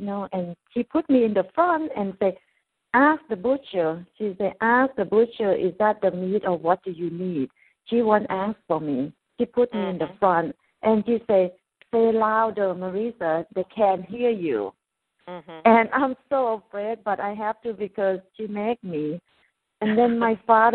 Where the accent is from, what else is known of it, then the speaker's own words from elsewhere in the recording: Thailand; English is a second language; moved away as an adult; I come from Thailand and I don't have opportunity or second chance to go back to school to learn English